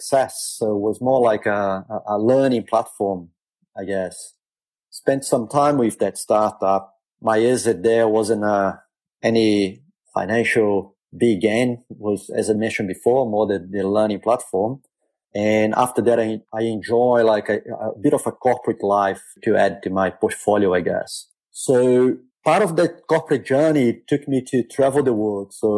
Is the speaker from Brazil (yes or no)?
yes; Rio de Janeiro, Brazil; now in Perth, Australia; I was born in Brazil, grew up in Rio, largely middle-class family